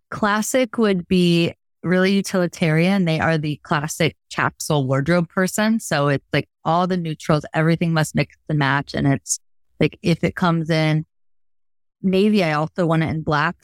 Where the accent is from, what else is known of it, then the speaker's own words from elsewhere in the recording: Logansport, Indiana, United States; moved away as an adult; also born or lived in New York City / Chicago; I'm a Midwest girl, born and raised in Logansport, Indiana